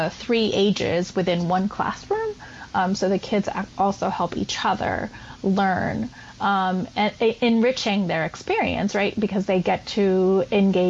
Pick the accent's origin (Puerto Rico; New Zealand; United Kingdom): Puerto Rico; moved away as an adult; also born or lived in East Harlem, New York City; now in New York City, United States; I was born, raised, and educated on the island of Puerto Rico